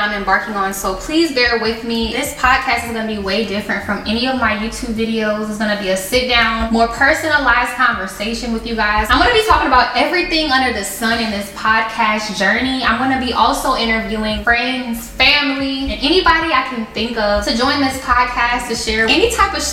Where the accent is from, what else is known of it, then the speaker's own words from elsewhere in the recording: Chicago, Illinois, United States; I'm originally from Chicago, Illinois